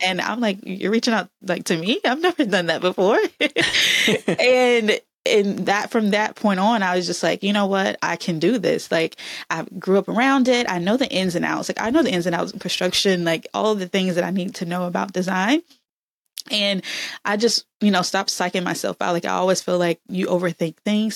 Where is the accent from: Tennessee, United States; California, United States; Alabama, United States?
Alabama, United States; moved away; also born or lived in Texas / Atlanta; I'm from Alabama